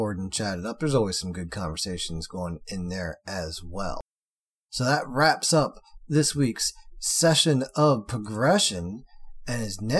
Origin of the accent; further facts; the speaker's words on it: United States; I'm American